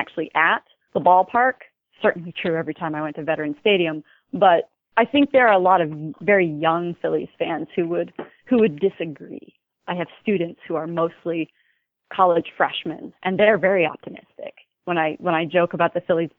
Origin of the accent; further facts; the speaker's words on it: the middle of Pennsylvania, United States; moved away as an adult; also born or lived in Wyoming; being from the middle of Pennsylvania, part of it, I was essentially born into it, but we lived in the absolute middle of nowhere